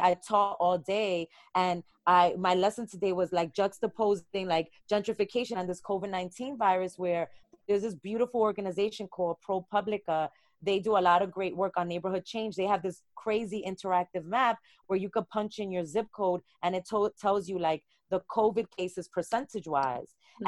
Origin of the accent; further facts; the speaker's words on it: New York City, New York, United States; how our identity as people of color is so tied into neighborhoods, being from Brooklyn